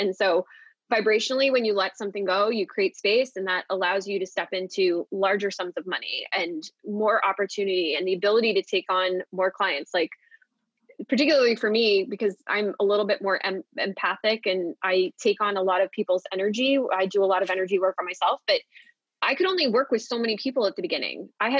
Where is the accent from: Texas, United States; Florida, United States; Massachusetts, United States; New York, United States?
New York, United States; New York City; like I'm a New Yorker at heart. I will always love New York.